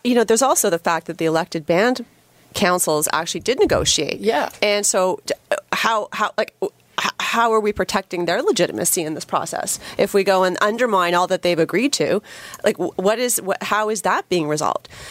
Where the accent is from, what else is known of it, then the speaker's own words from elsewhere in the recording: Canada; as a Canadian